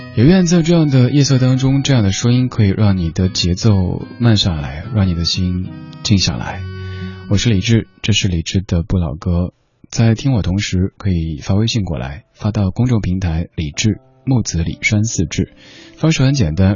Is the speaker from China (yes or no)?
yes; Chengdu, Sichuan, China; 我作为一个成都人